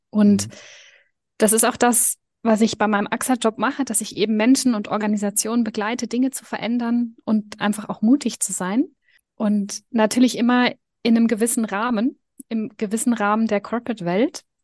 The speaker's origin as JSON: {"language": "German", "country": "Germany", "tie": "born or raised there", "also_born_or_lived": "Switzerland", "lives_now": "Liechtenstein", "said": "Ich bin in Deutschland und in der Schweiz aufgewachsen, was dazu führt, dass ich beide Sprachen fließend spreche und switche"}